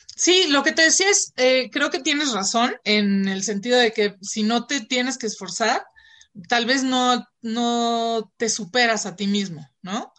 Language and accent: Spanish; Mexico; aquí en México estamos